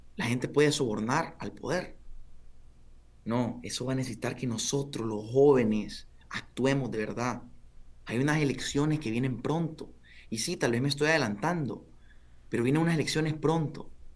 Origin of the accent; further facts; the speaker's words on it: Honduras; somos hondureños